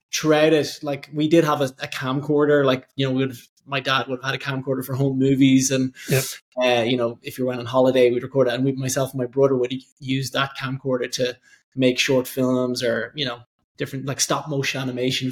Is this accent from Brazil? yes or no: no; Dundalk, Leinster, Ireland; now in Dublin, Ireland; I'm originally from Dundalk in Ireland, which is about an hour north of Dublin